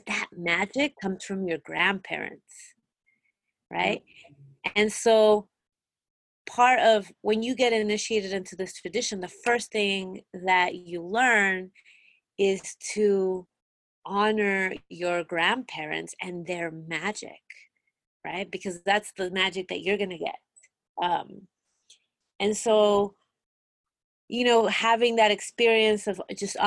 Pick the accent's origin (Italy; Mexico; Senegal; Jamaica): Mexico; born or raised there; moved away; also born or lived in Peru